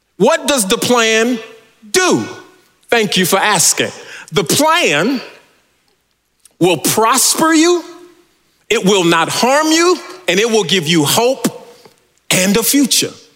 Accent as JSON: {"language": "English", "region": "California", "country": "United States", "said": "I'm from California."}